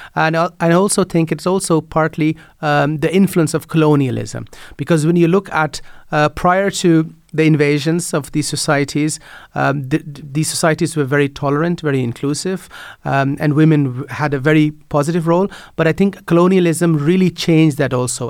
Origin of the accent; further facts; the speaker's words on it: Netherlands; moved away as an adult; now in Ireland; I grew up in the Netherlands